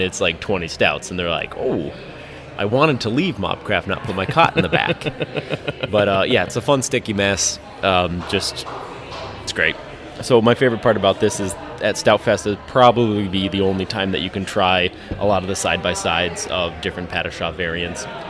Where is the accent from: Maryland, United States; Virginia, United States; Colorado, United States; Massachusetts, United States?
Colorado, United States; Lakewood; now in Milwaukee, United States; I grew up in Lakewood, so uh, a suburb of Denver, almost into the mountains